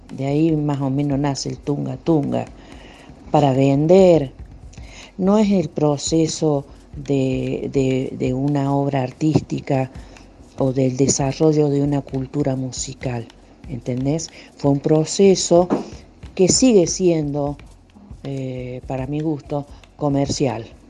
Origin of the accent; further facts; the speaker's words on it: Córdoba, Argentina; muy chiquita ya nos, nos, instalamos acá en Córdoba eh, en la casa de mis otros abuelos, allá en Cruz del Eje